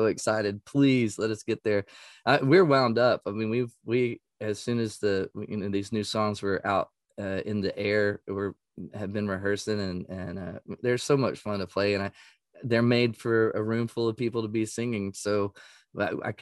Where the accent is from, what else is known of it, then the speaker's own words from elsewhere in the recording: East Texas, United States; I grew up in East Texas